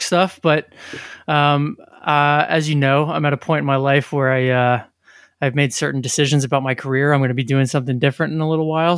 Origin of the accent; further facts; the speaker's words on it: New Jersey, United States; We're from New Jersey